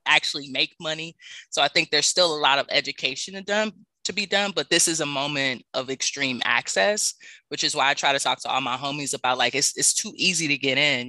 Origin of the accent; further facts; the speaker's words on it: Los Angeles, California, United States; moved away as an adult; also born or lived in New Orleans, Louisiana; I grew up in South Central